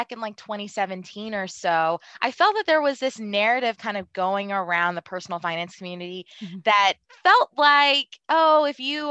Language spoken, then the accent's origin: English; Baltimore, Maryland, United States; I really grew up in an environment. I'm from Baltimore City. You know, I grew up in a household full of love